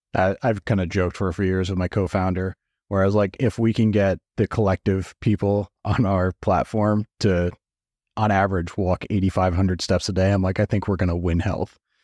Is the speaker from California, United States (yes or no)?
no; New Jersey, United States; now in Scottsdale, United States; I grew up in New Jersey